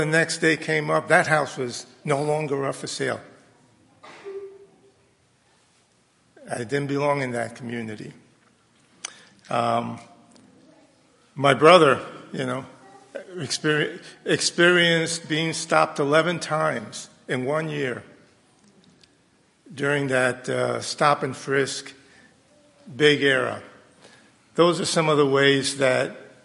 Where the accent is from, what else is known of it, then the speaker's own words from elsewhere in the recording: New York City, New York, United States; I grew up in New York City in integrated schools